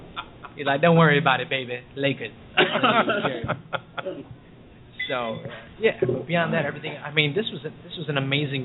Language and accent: English; Chicago, Illinois, United States; You know, I'm not from New York. I'm from Chicago.